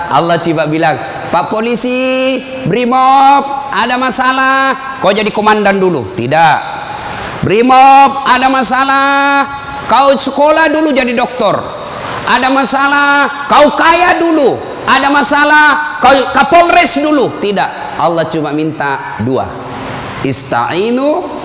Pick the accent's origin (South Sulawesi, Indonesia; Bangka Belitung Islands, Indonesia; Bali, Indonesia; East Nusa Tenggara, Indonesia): South Sulawesi, Indonesia; Oh itu orang Bugis pinggiran. Kalau kami ini Bugis modern.